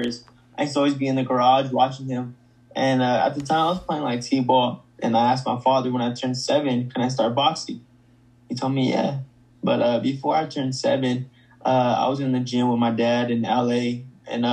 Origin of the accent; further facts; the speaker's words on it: Stockton, California, United States; my hometown, Stockton, California